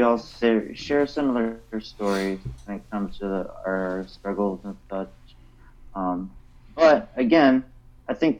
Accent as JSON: {"language": "English", "town": "Buffalo", "region": "New York", "country": "United States", "moved": "yes", "lives_now": "Kennedale, United States", "said": "I am from Buffalo, New York"}